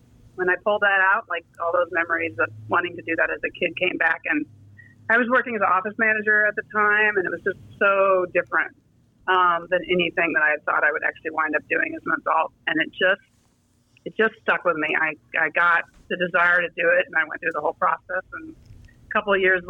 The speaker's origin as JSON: {"language": "English", "area": "Marin", "region": "California", "country": "United States", "tie": "born or raised there", "said": "When I was a little kid, I grew up in Marin"}